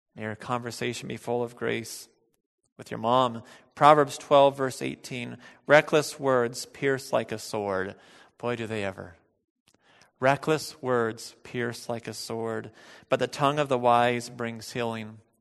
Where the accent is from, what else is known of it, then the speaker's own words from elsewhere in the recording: United States; as American bel-, Christians